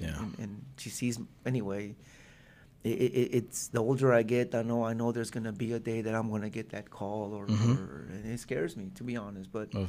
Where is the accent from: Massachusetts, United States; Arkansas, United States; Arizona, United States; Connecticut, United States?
Arkansas, United States; Springdale; in Springdale, because I'm from Springdale.